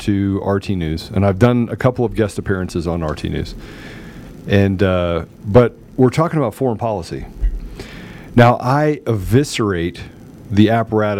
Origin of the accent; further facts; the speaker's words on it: United States; I'm an American. I am proud to be an American